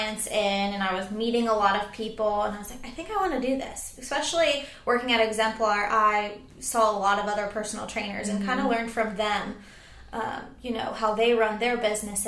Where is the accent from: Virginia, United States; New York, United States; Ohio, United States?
Ohio, United States; moved away as an adult; now in Charleston, United States; I'm actually originally from Ohio, but I've been in Charleston ever since because I love it here